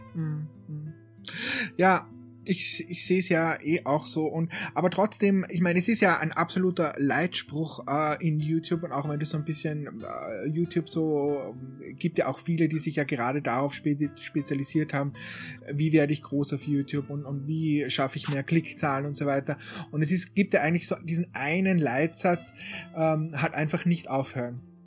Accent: Austria; ich bin ja aus Österreich

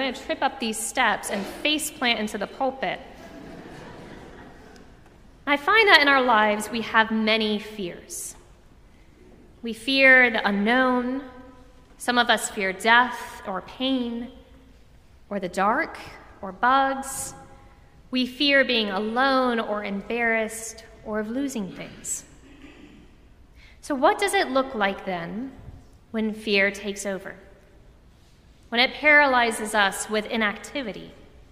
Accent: Orlando, Florida, United States; Growing up in Orlando, I went to a lot of theme parks

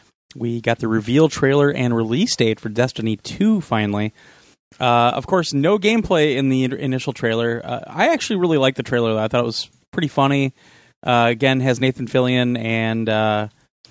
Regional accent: Kansas City, Missouri, United States; moved away; I'm from Kansas City originally

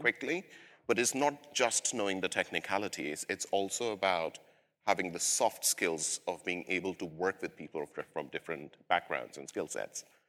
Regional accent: India; now in London, United Kingdom; I'm originally from South Asia, India, but I've lived in London for several years

